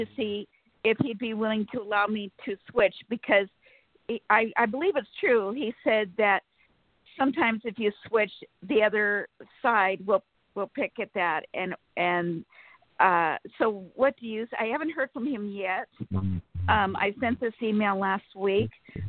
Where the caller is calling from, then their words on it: Sacramento, California, United States; Good morning. … from Sacramento, California.